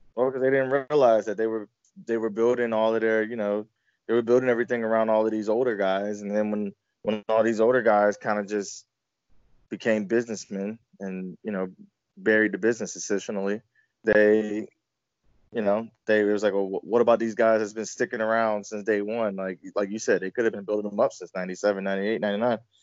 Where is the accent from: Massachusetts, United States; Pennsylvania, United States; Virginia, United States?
Virginia, United States; I grew up in Virginia